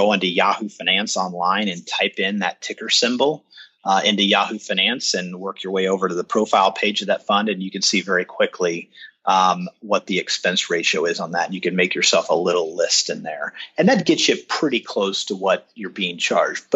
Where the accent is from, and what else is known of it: Kansas City, Missouri, United States; born or raised there